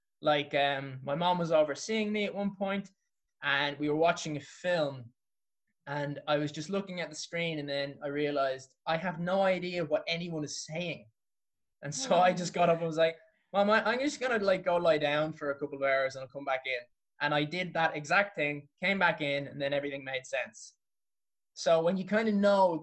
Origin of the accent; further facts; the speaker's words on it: Dublin, Leinster, Ireland; I come from Clontarf